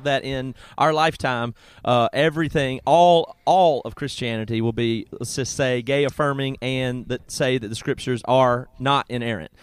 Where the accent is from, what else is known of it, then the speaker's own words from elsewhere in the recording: South Carolina, United States; where I grew up in South Carolina